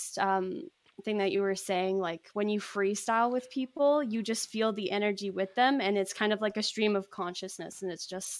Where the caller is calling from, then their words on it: Kelowna, British Columbia, Canada; I am joining you from Kelowna, BC, Canada.